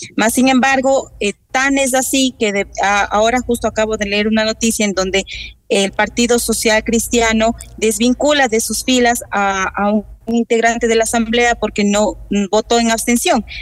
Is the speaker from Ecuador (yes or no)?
yes; Ecuador; como ecuatorianos